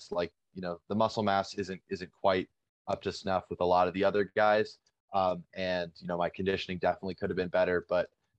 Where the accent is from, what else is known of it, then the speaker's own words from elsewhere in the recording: Montana, United States; It's a local show here in my hometown